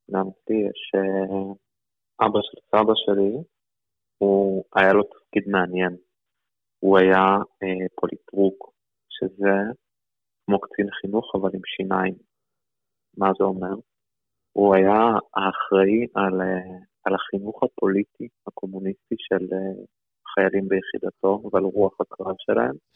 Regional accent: Saint Petersburg, Russia; born there; אני נולדתי בסן פטרבורג, זה בצפון

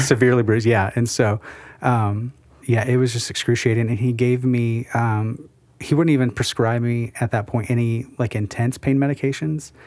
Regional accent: South Central Missouri, United States; I grew up in South Central Missouri, middle of nowhere

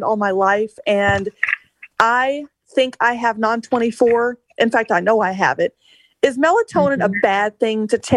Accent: Mississippi, United States; also born or lived in Washington State; now in Washington, United States; I'm originally from Mississippi, where Allison's from, but I've lived here in Washington State for a long time

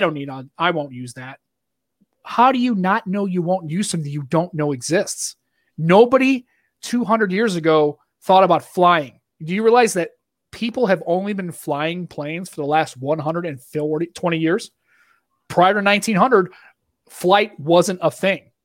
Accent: Boston, Massachusetts, United States; accent: Boston; that's my Boston accent

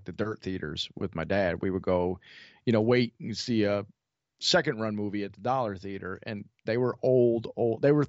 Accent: Rochester, New York, United States; Kodak was, you know, based in my hometown.

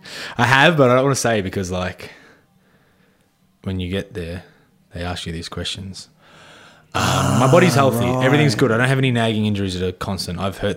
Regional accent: Melbourne, Victoria, Australia; I was like, I'm from Melbourne, whatever.

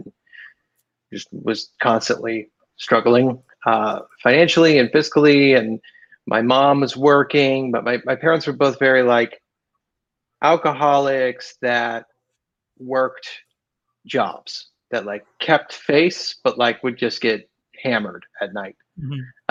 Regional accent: West Chester, Ohio, United States; moved away as an adult; now in Southern California, United States; I grew up in Cincinnati, Ohio. Right outside of Cincinnati, there's a town called Westchester. That's where I grew up

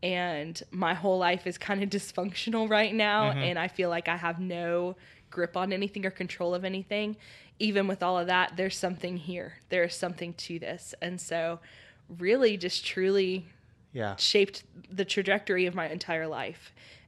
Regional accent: Oklahoma, United States; also born or lived in Louisiana; I'm actually from Oklahoma, but then we moved to Louisiana because that's where my biological dad's family.

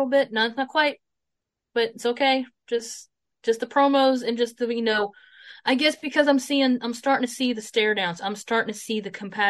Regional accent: Greenville, South Carolina, United States; the return to Greenville, South Carolina, in my hometown

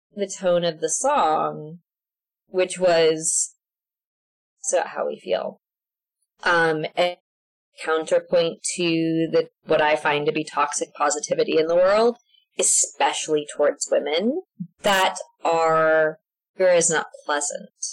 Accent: Alaska, United States; moved away as an adult; now in Mercer Island, United States; I'm from the Diocese of Alaska. I was born and raised there

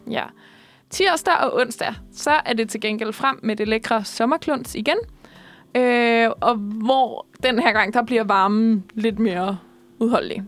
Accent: Odense, Southern Denmark, Denmark; moved away as an adult; also born or lived in Funen; now in Copenhagen, Denmark; jeg er fra Odense

